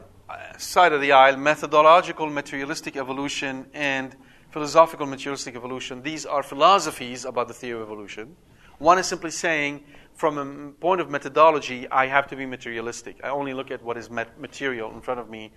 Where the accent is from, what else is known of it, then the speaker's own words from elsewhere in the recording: Canada; I'm Canadian. Yes, a Canadian.